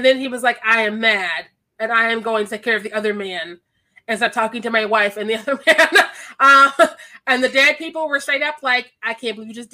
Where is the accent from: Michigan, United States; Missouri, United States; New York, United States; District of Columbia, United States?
Missouri, United States; Kansas City; also born or lived in Chicago; I'm also from Kansas City, Missouri